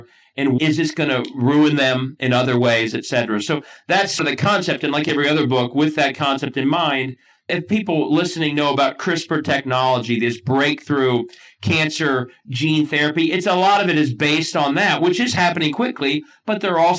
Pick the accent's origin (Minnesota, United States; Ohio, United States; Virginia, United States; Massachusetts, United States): Ohio, United States; Cincinnati; Because all I did in law school was apparently annoy people about my hometown of Cincinnati. A very Ohio proud guy. And I am annoying about Cincinnati.